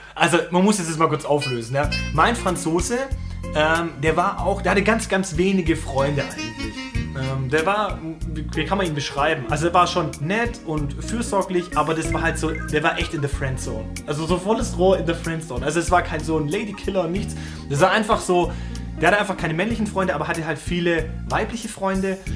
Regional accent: Germany; wenn wir als Deutsche

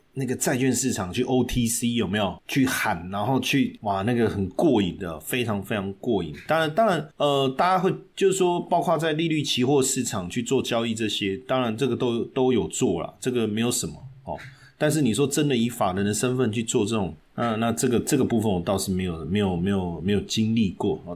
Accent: Taiwan; 我们台湾人

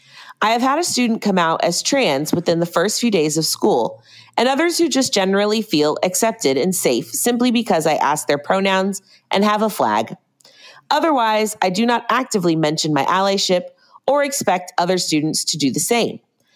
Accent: Oklahoma, United States; I also moved out of state for a job I secured in a rural area in the Midwest. I'm from Oklahoma.

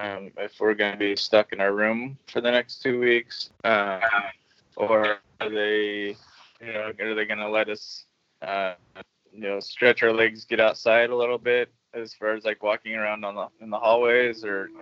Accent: Oregon, United States; 42, and I'm from Oregon, USA.

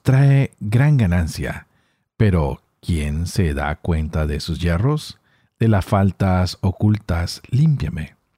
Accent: Colombia; yo que soy colombiano

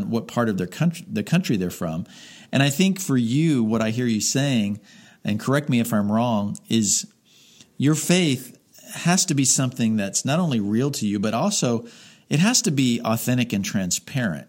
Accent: Miami, Florida, United States; I grew up in Miami

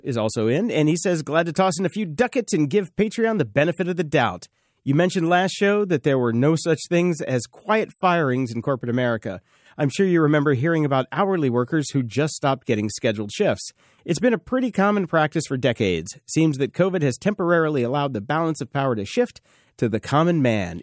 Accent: the South, United States; I grew up in the South and I grew up around her

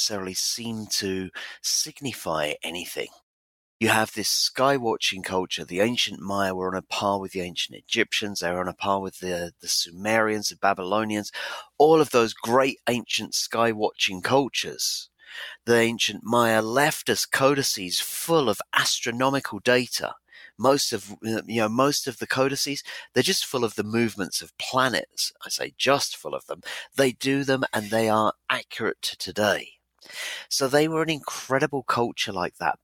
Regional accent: Ipswich, East of England, United Kingdom; my hometown of Ipswich in England

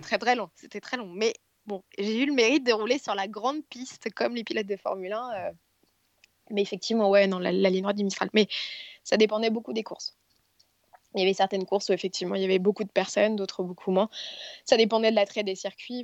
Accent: Paris, Île-de-France, France; je suis parisienne

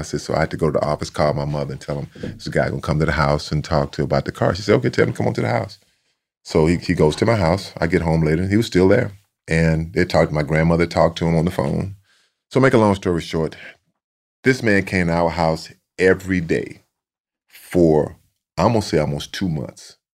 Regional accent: Sealy, Texas, United States; a lot of Aggies in my hometown of Seeley

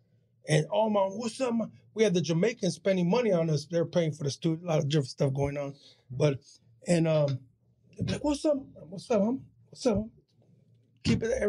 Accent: San Diego, California, United States; we're from Dago.

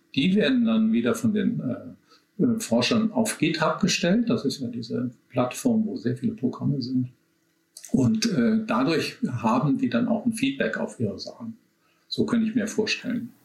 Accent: Germany; bei uns in Deutschland

